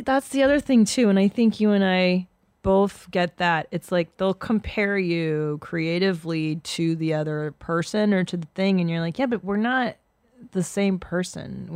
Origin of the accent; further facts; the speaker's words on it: Canada; now in United States; I was born in Canada